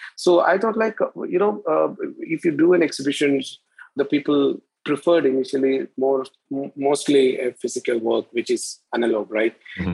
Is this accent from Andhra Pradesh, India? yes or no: no; Kerala, India; I'm from India, and to be geographically in the southernmost state of India